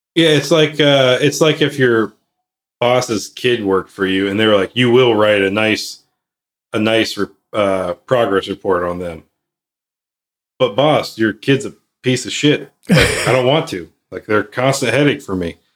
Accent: Midwest, United States; I'm from the Midwest.

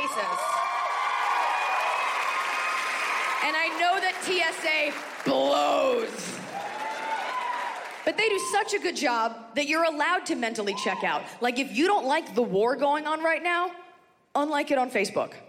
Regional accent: United States; I am very proud to be an American

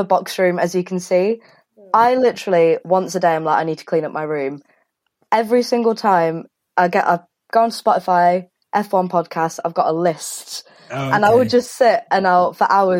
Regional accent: Birmingham, West Midlands, United Kingdom; now in Manchester, United Kingdom; I'm from Birmingham, the greatest city in the world.

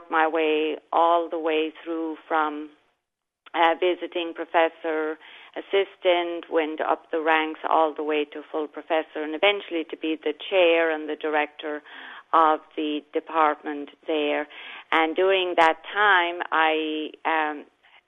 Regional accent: Ireland; moved away as an adult; also born or lived in United States; now in Florida, United States; so I was born and raised in Ireland, lived there for approximately the first almost 30 years of my life

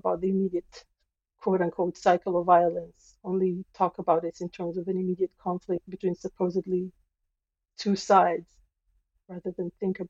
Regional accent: Israel; now in Canada; So I was born and raised in Israel. Most of my family, my birth family, is there.

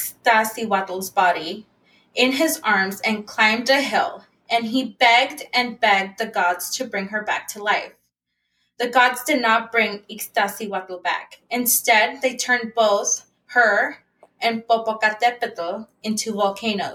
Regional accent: San Francisco, California, United States; I grew up in the Mission District in San Francisco

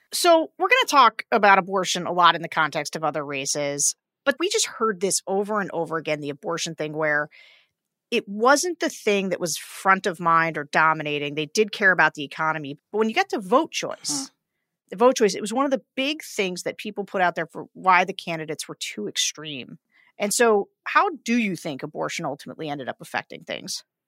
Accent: Pennsylvania, United States; my home state, Pennsylvania

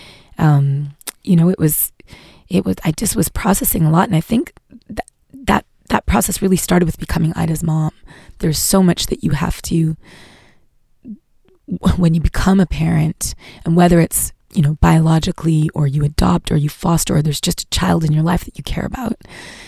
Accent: Montreal, Quebec, Canada; now in United States; as a Canadian, as a Quebecoise, as a Montréalaise when I go there. It brought up a lot of my own history in Montreal

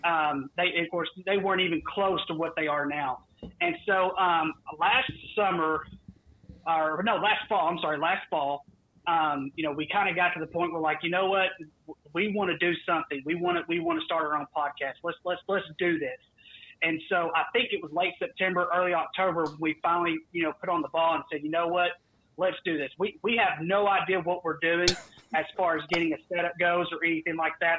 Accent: the South, United States; I am from the South

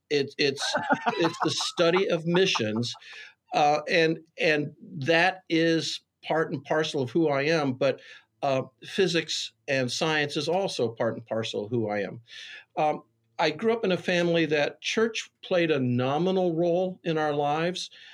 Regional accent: Wheaton, Illinois, United States; a greasy spoon in my hometown, Wheaton, called Smokehouse

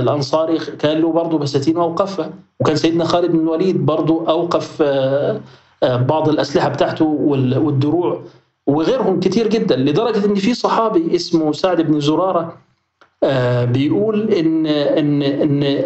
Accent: Egypt; احنا عندنا في مصر

